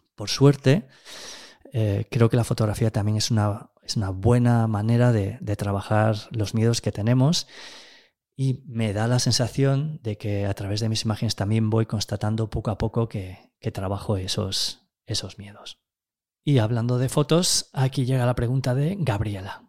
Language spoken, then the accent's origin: Spanish; A Gudiña, Galicia, Spain; also born or lived in Ourense / Tameirón; Nací en 1976 en Agudiña, un pequeño pueblo arrinconado en el extremo sureste de Galicia. Bueno, en realidad me llevaron a nacer allí desde Ourense